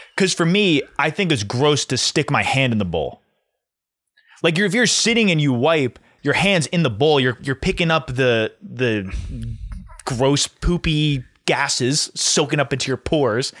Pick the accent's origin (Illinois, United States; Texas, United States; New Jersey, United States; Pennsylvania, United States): New Jersey, United States; We're all from New Jersey.